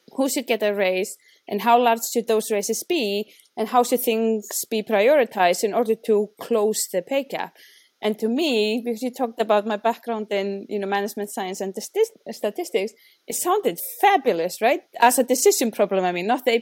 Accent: Iceland; moved away; I'm from Iceland

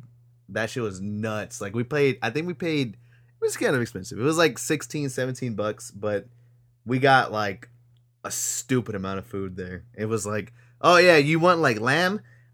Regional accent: New York, United States; I didn't live there. I didn't grow up there. I grew up in New York. New York's a very diverse like place.

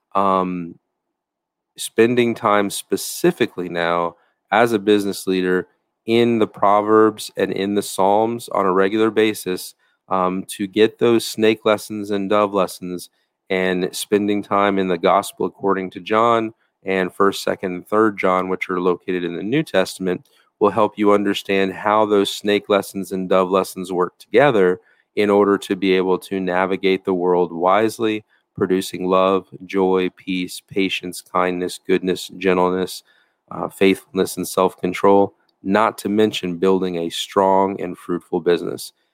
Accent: United States

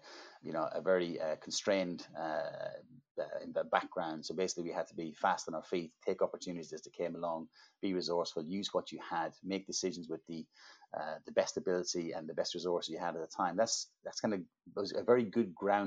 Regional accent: Ireland; accent: Irish; I'm Irish, and I grew up in a small rural town in Ireland many, many years ago

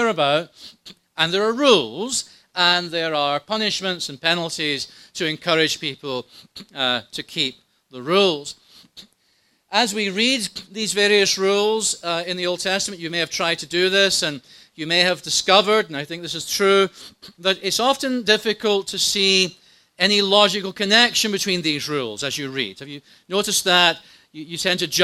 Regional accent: Scotland, United Kingdom; When I was growing up in Scotland

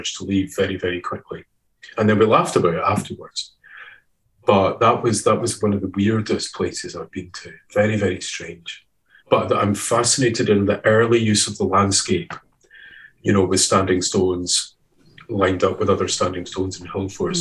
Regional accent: Edinburgh, Scotland, United Kingdom; also born or lived in Fife; I grew up in Edinburgh

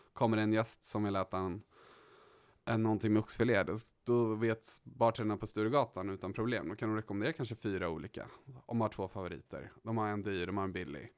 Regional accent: Stockholm, Stockholm County, Sweden; Uppvuxen här i Stockholm på Östermalm.

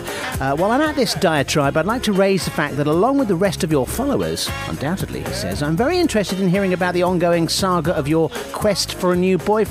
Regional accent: Australia; I love how you refer to Conchita as Australian, given that I'm actually Aussie and we'd take her in a heartbeat.

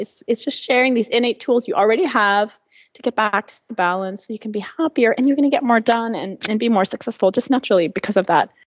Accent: France; also born or lived in China; now in United States; I'm originally from France, and, um, I, I've obviously lived in the U S for twenty years, and then I lived in China for a couple years

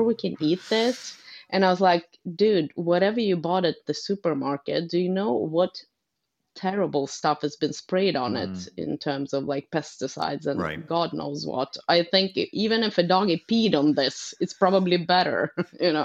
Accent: Umeå, Västerbotten County, Sweden; moved away; also born or lived in Uppsala; I'm from Umeå myself up north

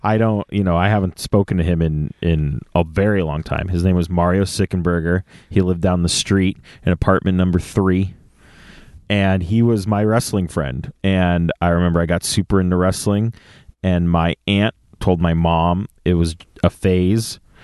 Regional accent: San Jose, California, United States; moved away; also born or lived in Campbell, California; from the Bay Area, born and raised in San Jose

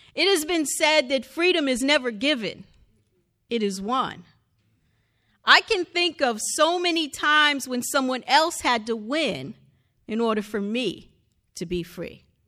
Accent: the North, United States; I am African-American, but I was born in the North

